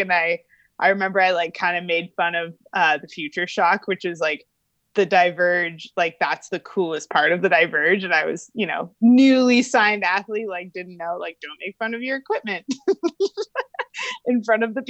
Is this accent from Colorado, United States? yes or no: no; Albuquerque, New Mexico, United States; I grew up in Albuquerque, New Mexico